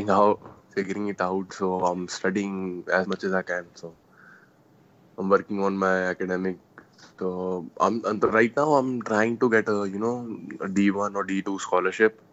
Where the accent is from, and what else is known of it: Mohali, Punjab, India; born or raised there; also born or lived in Jalandhar, Punjab